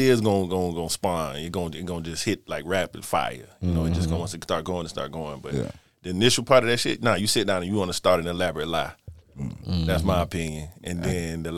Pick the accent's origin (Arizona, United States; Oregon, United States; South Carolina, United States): South Carolina, United States; Florence; born and raised in Florence, currently an insurance agent